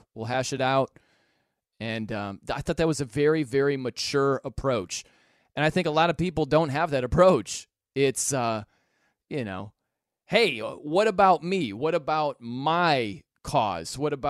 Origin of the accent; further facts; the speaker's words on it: South Bend, Indiana, United States; I'm from South Bend, Indiana. I love Notre Dame football.